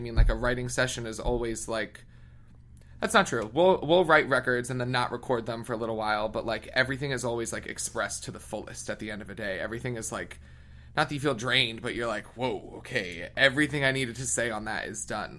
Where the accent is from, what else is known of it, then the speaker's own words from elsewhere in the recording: outside Philadelphia, Pennsylvania, United States; moved away as an adult; also born or lived in Boston / New York / London; I grew up in a small, obnoxious little white town, like 15 minutes outside of Philly